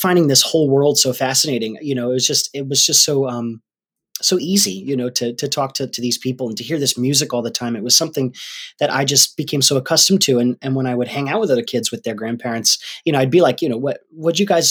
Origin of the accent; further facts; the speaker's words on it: Rhode Island, United States; We're from Rhode Island.